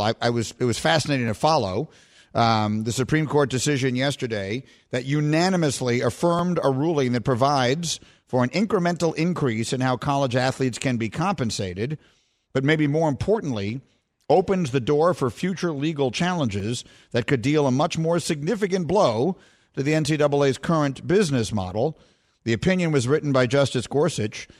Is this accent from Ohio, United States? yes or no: no; New York City, New York, United States; I grew up in Greenwich Village, New York, which in the seventies, when I was growing up there, was probably the most heavily gay neighborhood in the United States